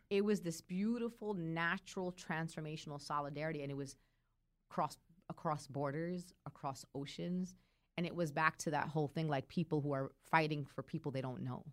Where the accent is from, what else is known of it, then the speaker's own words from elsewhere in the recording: Brooklyn, New York, United States; accent: Brooklyn; I'm actually from Brooklyn